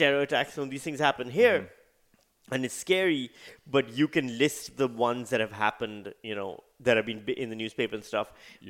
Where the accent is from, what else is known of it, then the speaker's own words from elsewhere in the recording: Pakistan; moved away as an adult; now in Australia; I'm from Pakistan. I grew up over there. I was there till the age of 35.